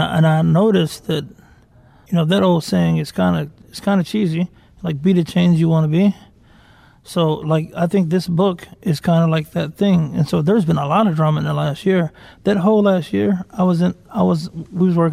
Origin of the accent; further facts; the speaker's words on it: Deep South, United States; I was raised religious too. Like, I'm from the Deep South